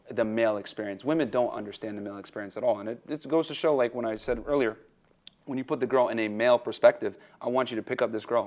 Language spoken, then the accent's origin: English; New Britain, Connecticut, United States; I grew up in New Britain, Connecticut